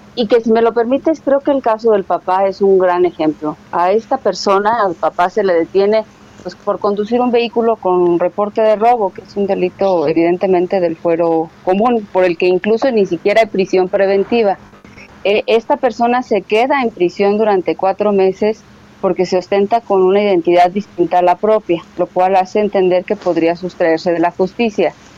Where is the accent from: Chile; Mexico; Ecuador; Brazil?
Mexico